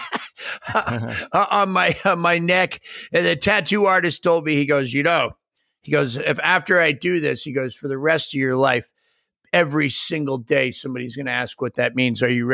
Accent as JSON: {"language": "English", "region": "New England", "country": "United States", "tie": "born or raised there", "also_born_or_lived": "Boise / Memphis", "moved": "as an adult", "said": "In New England, where I grew up"}